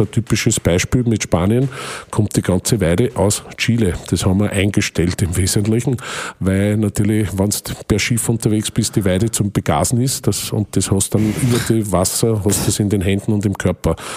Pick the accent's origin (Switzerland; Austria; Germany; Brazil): Austria; Waldviertel, Lower Austria; bei uns im Waldviertel